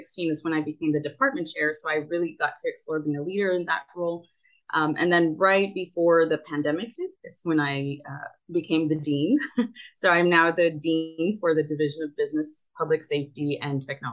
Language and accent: English; Rio Grande Valley, South Texas, United States; also born or lived in New Haven, Connecticut; I grew up in South Texas, and I went to college, studied architecture at Yale, then came back home to the Rio Grande Valley here in South Texas